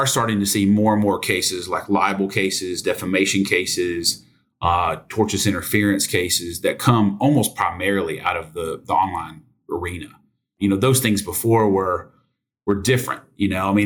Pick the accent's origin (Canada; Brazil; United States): United States; I grew up in Sevier County when it used to be more farms